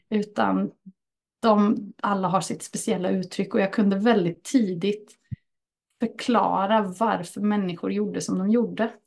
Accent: Örebro County, Sweden; en riktig närking så. Och här är jag född och uppväxt, inte just på den här orten, men jag är från Örebrostrakten.

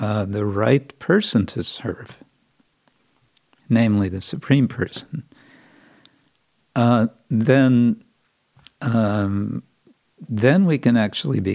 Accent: California, United States; I grew up in California

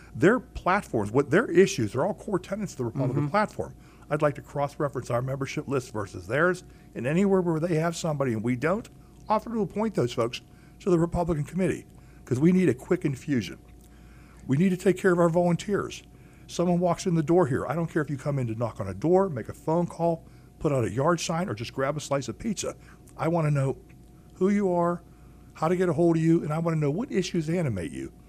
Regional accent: Pittsburgh, Pennsylvania, United States; I was born in Pittsburgh. Here, I was born and raised on Mount Washington.

